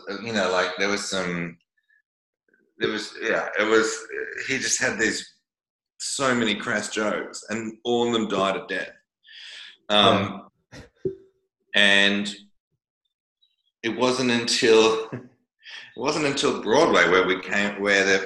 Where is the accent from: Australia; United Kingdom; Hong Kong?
Australia; I'm Australian